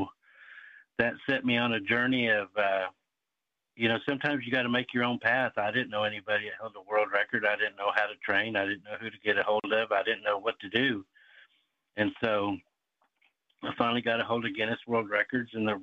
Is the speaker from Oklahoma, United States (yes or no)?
yes; Seminole, Oklahoma, United States; I grew up in Seminole, Oklahoma